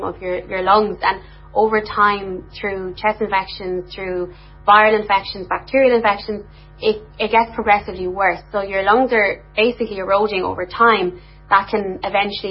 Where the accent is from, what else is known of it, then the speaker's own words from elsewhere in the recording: Limerick, Munster, Ireland; I'm from Limerick